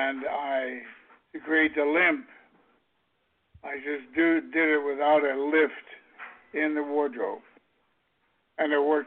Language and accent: English; Kansas City, United States; I come from Kansas City